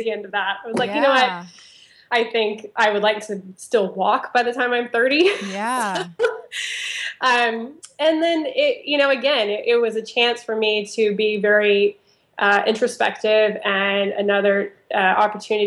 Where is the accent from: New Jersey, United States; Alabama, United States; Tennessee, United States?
Alabama, United States; Auburn; I grew up actually in Auburn, Alabama